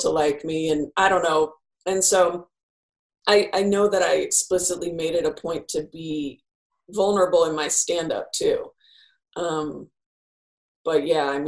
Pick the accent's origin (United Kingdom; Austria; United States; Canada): United States; Bay Area, California; now in Los Angeles, United States; I grew up in the Bay Area